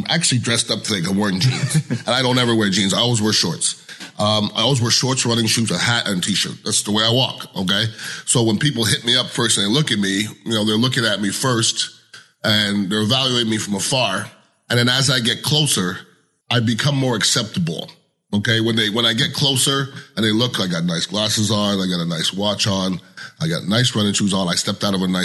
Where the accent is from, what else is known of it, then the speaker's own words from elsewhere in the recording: Montreal, Quebec, Canada; moved away as an adult; also born or lived in Cherry Hill, New Jersey; I'm from Montreal, Canada